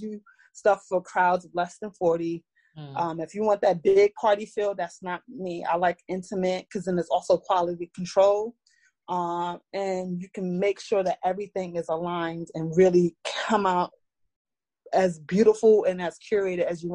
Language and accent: English; New York City, New York, United States; I'm from Brooklyn, New York. I'm born and raised here and lived here all my life